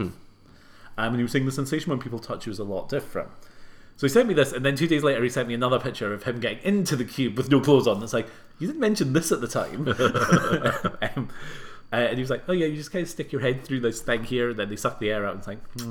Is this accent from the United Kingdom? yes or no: yes; United Kingdom; now in Edinburgh, United Kingdom; from the UK.